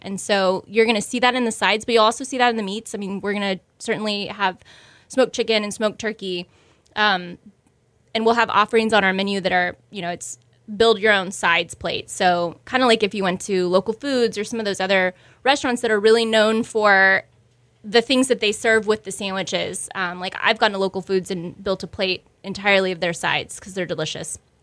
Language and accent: English; Houston, Texas, United States; moved away as an adult; also born or lived in San Francisco / New York